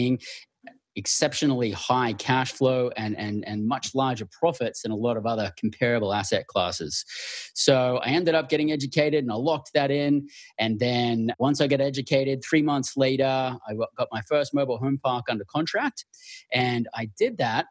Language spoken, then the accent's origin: English; Australia; also born or lived in Western Australia / Northern Territory; born and raised in Australia